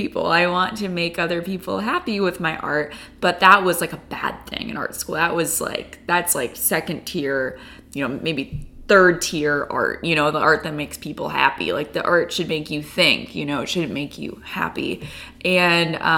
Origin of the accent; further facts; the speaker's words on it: Chicago, Illinois, United States; I'm a painter who was born and raised in Chicago